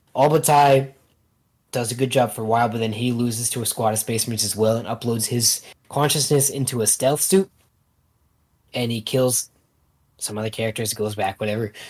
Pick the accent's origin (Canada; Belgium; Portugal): Canada; I'm Canadian